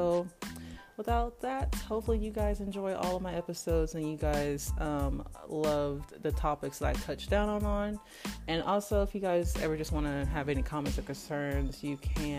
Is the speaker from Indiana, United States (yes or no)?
no; Liberal, Kansas, United States; I'm from Liberal, Kansas, and I'm 24 years old.